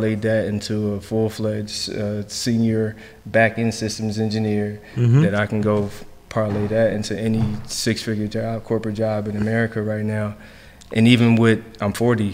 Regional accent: Philadelphia, Pennsylvania, United States; moved away as an adult; also born or lived in Jersey City; now in Washington, DC, United States; I'm from Philly. I'm from Chew Avenue.

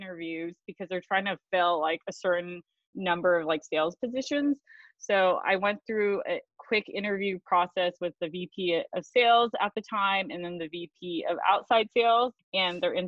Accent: the Bay Area, California, United States; moved away; I'm from the Bay Area.

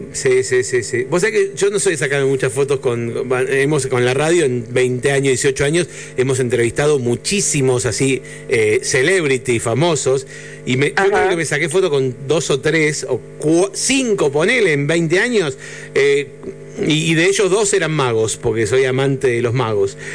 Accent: Buenos Aires, Argentina; Parte de mi infancia pasó en el Parque Centenario, así que o de mi adolescencia

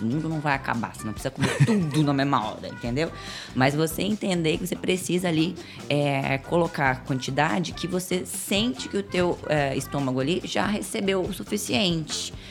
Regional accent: Florianópolis, Santa Catarina, Brazil; Eu sou manezinha da ilha.

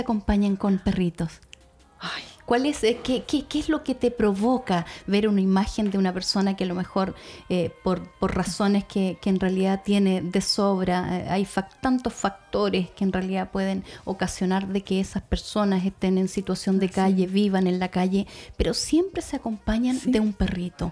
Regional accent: Puerto Aysén, Aysén, Chile; para quienes somos de acá, de esta ciudad, o, nacimos en la región de Aysén

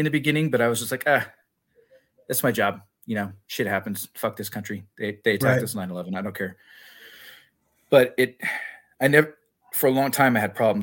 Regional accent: Corpus Christi, Texas, United States; moved away as an adult; I was born in Corpus Christi, Texas, born and raised for 18 years.

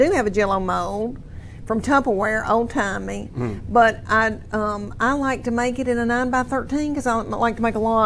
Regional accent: Adams, Tennessee, United States; I'm from Middle Tennessee, 500 people town called Adams, near Clarksville, Kentucky-Tennessee border, near Nashville.

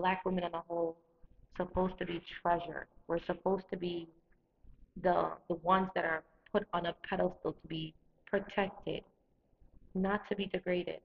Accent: Jamaica; moved away; I'm a Jamaican

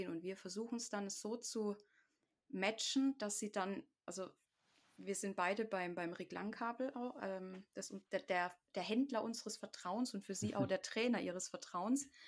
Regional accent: the Ländle, Baden-Württemberg, Germany; wie man bei uns im Ländle sagt, der Rotzbackenuffkloffe ist.

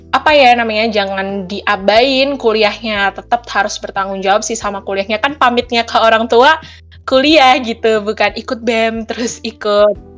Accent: Tulungagung, East Java, Indonesia; moved away as an adult; now in Malang, Indonesia; Asal aku dari Tulungagung, Jawa Timur

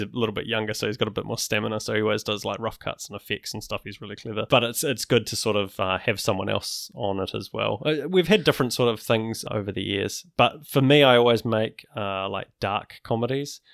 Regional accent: Wellington, New Zealand; growing up in Wellington, I used to do stop go animation

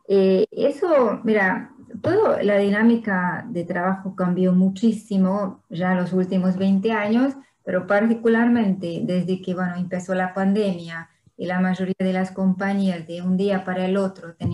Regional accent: Hungary; Spanish is a second language; moved away as an adult; also born or lived in France / Brazil; Soy húngara y francesa

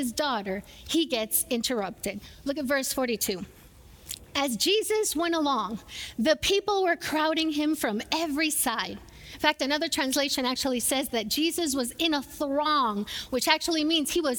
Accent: Puerto Rico; moved away; I grew up in Puerto Rico, I grew up watching telenovelas

